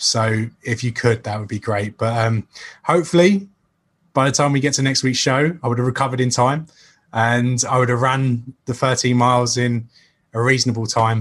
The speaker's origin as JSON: {"language": "English", "region": "England", "country": "United Kingdom", "said": "I'm such an Englishman when talking"}